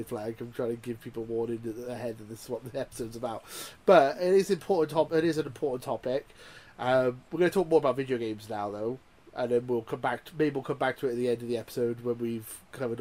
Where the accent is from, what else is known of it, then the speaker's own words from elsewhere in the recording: Welsh, Wales, United Kingdom; being Welsh and working class